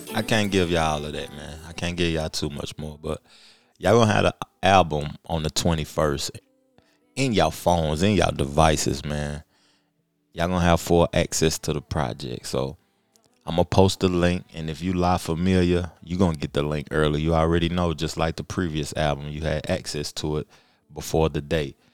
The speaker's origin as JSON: {"language": "English", "town": "Knoxville", "region": "Tennessee", "country": "United States", "said": "I'm from Knoxville, man. I'm from Tennessee, the home of Pat Summit"}